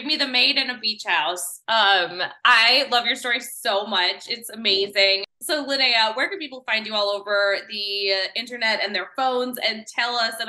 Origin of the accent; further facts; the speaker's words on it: Midwest, United States; I'm from the Midwest